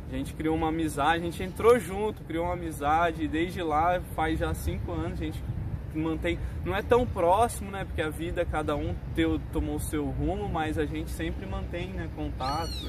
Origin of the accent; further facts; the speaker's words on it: São José do Rio Preto, São Paulo, Brazil; also born or lived in Mirassol; Sou daqui de Rio Preto, sou nascido e criado aqui em Rio Preto. Já morei fora, já morei em Mirassol, mas é, o bom filho sempre a casa torna, né?